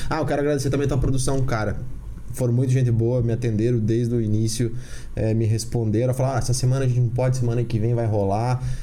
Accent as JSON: {"language": "Portuguese", "town": "Candói", "region": "Paraná", "country": "Brazil", "also_born_or_lived": "Guarapuava", "moved": "yes", "said": "A gente veio de Guarapuava. A gente saiu de Candói, foi para Guarapuava"}